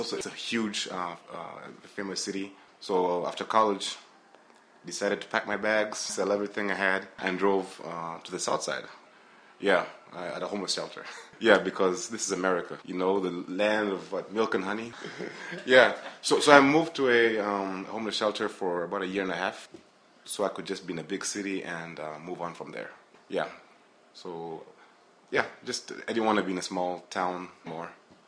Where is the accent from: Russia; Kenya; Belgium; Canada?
Kenya; also born or lived in Burundi / Deerfield, United States; now in United States; I grew up in, I'm from Burundi, born there, grew up in Kenya, grew up in Deerfield, then went back to Kenya, then back here.